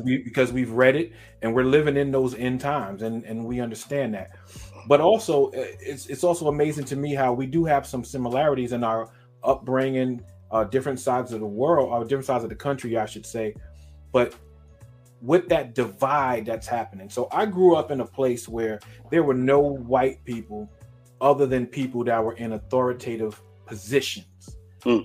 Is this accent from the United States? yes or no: yes; New York City, New York, United States; moved away; I'm born and raised in Brooklyn, New York